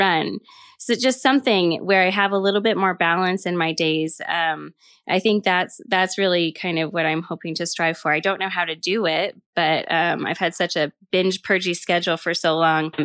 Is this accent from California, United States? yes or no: no; Elk Mountains, Aspen area, Basalt area, Colorado, United States; I grew up in the Elk Mountains in Aspen area, Basalt area.